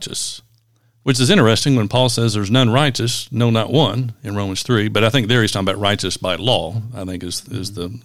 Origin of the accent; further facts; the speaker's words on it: Kentucky, United States; We're from Kentucky